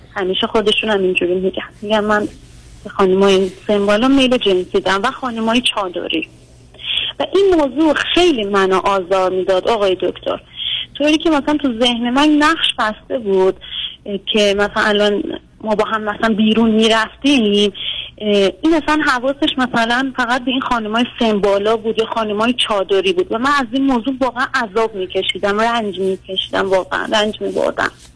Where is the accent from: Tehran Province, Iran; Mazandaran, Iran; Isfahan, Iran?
Tehran Province, Iran; ما که تهرانیم